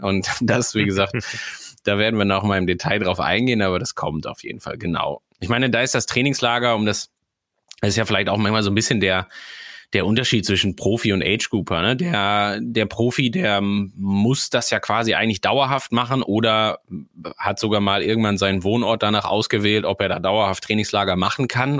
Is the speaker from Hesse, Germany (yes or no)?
no; Sauerland, North Rhine-Westphalia, Germany; now in Schleswig-Holstein, Germany; ich komme aus einer Region, die auf 400 Metern in der Mitte des Deutschlands